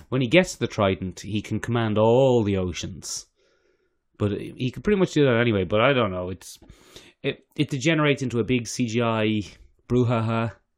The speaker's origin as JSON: {"language": "English", "country": "Ireland", "said": "as an Irish person"}